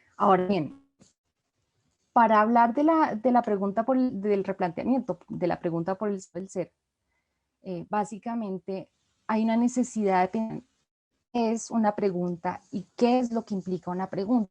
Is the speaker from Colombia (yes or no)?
yes; Colombia; como colombiana